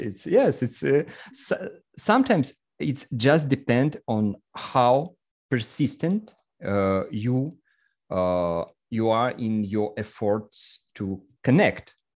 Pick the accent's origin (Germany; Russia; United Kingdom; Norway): Russia; English is a second language; I'm a photographer and entrepreneur from Russia